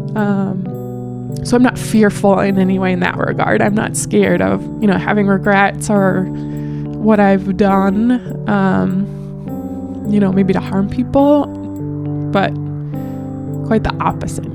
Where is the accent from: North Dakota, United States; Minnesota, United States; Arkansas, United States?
North Dakota, United States; accent: Midwest regional; I'm from North Dakota